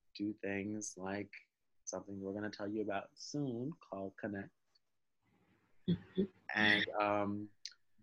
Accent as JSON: {"language": "English", "area": "Long Island", "region": "New York", "country": "United States", "tie": "born or raised there", "said": "I grew up in Long Island"}